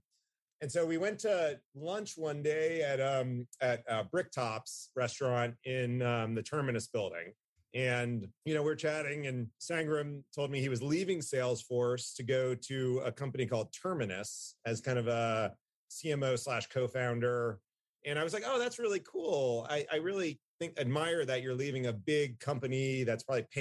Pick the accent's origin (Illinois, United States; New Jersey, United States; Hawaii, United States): New Jersey, United States; now in Atlanta, United States; I'm from Jersey